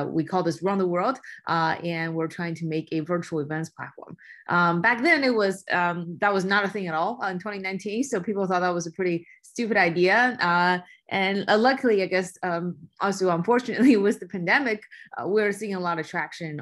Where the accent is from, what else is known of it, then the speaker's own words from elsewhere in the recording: China; moved away; I was born and raised in China